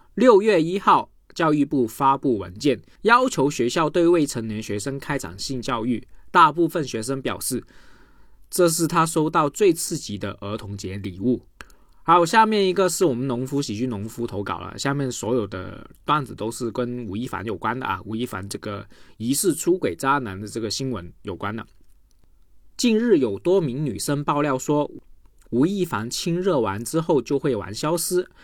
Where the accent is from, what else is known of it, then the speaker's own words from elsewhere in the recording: Guangdong, China; 我广东人读不准啊